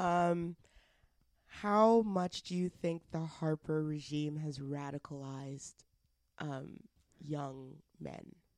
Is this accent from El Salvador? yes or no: no; Alberta, Canada; now in Ontario, Canada; I'm from Alberta